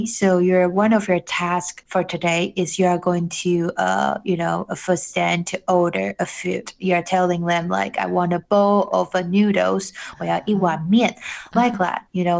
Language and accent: English; Taiwan; like I'm from Taiwan, you know, and then I would love like people to know this beautiful country, like where I'm from